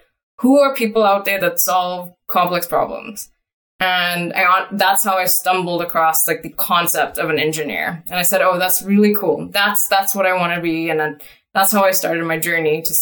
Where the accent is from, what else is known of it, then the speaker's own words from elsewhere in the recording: Trinidad & Tobago; now in Canada; started off when I was a teenager back home in, you know, Trinidad and Tobago. So I'm actually originally from Trinidad and Tobago. I'm now Canadian.